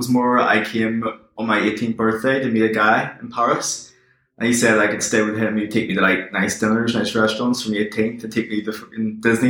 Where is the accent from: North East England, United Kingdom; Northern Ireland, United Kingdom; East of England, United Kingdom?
Northern Ireland, United Kingdom; Belfast; Belfast in Northern Ireland.